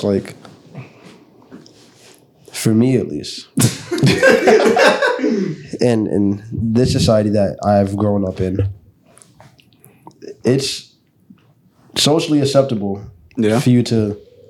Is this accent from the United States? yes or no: yes; United States; I grew up in the States